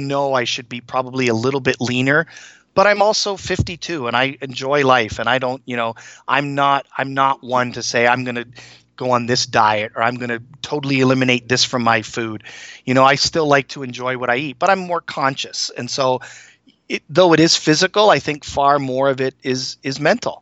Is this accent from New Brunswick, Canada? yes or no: no; Toronto, Ontario, Canada; moved away as an adult; also born or lived in Minnesota / Hong Kong; now in Massachusetts, United States; run down Yonge Street in Toronto where I grew up and where I went to high school